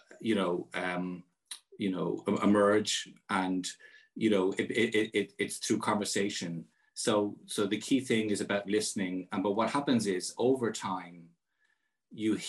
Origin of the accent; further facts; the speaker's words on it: Ireland; as Irish citizens